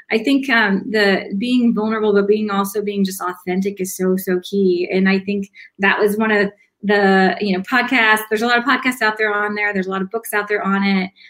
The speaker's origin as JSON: {"language": "English", "region": "the South", "country": "United States", "said": "I'm I'm from the South. I um, I had a very strong accent."}